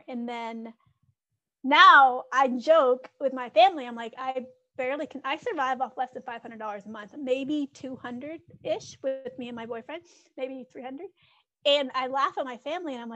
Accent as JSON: {"language": "English", "region": "Kentucky", "country": "United States", "tie": "born or raised there", "also_born_or_lived": "Los Angeles, California", "moved": "yes", "lives_now": "Colombia", "said": "where I grew up in Kentucky"}